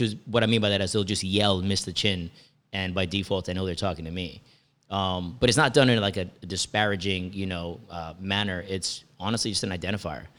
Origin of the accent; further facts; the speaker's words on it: Jamaica; moved away; also born or lived in Edison, New Jersey; as a Jamaican